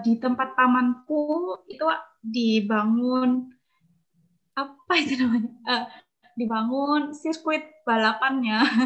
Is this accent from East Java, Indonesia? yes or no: yes; Malang, East Java, Indonesia; aku besar di Malang. Tidak hanya menghabiskan masa kecil sih, aku di Malang sampai aku lulus kuliah.